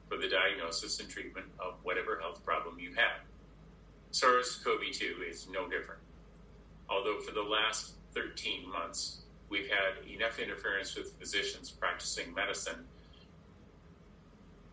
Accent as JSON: {"language": "English", "region": "Iowa", "country": "United States", "tie": "born or raised there", "said": "As a boy growing up in Iowa"}